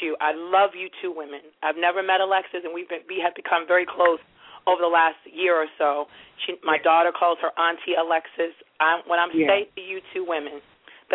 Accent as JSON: {"language": "English", "town": "Baltimore", "region": "Maryland", "country": "United States", "tie": "born or raised there", "said": "Baltimore, that is my hometown. I love my city of Baltimore"}